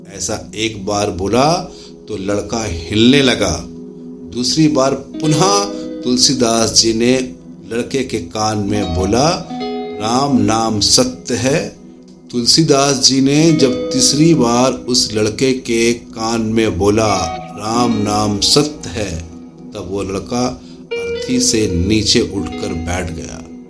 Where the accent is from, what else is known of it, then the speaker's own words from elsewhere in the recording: India; हम भारत से हैं